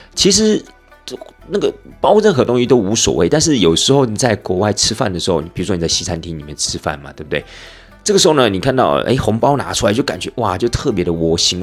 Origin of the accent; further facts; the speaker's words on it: Taiwan; 出到了国外， 那我们又是从台湾来的